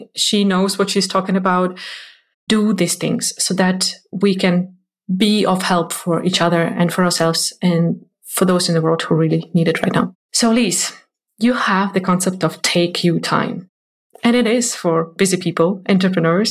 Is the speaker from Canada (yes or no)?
no; Ukraine; moved away; Ukraine, which is my home country